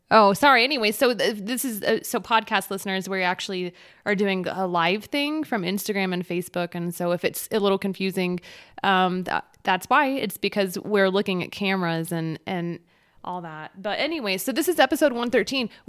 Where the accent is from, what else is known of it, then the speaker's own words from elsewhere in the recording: Texas, United States; We're all from Texas